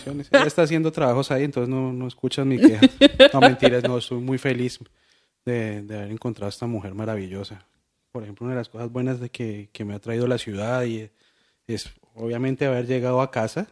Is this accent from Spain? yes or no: no; Bogotá, Colombia; accent: rolo; moved away as an adult; now in Cali, Colombia; yo soy rolo